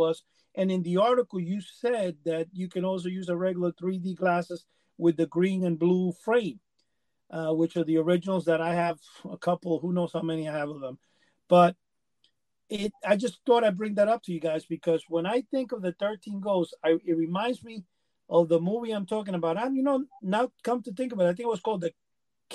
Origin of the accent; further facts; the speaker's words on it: New York City, New York, United States; also born or lived in Cuba; I grew up in Manhattan, came from Cuba in the early 60s, late 60s, actually, very young.